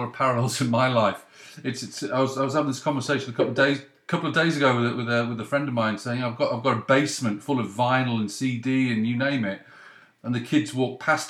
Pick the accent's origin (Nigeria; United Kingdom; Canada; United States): United Kingdom; the North West, North West England; I'm from the North West